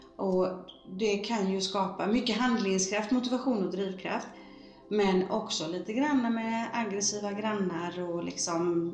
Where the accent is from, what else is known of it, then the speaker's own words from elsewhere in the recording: Gothenburg, Västra Götaland, Sweden; Jag föddes i Bergsjön